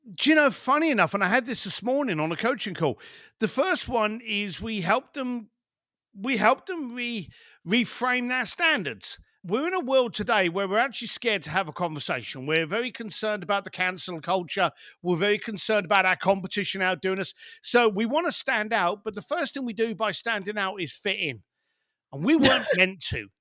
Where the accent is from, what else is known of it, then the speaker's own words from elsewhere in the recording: London, United Kingdom; I was born in East Len, East End London